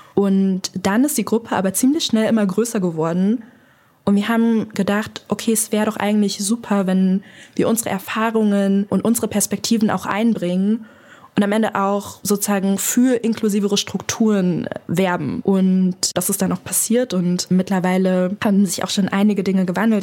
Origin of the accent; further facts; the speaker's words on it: Frankfurt, Hesse, Germany; moved away; also born or lived in Berlin; Ich bin in Frankfurt aufgewachsen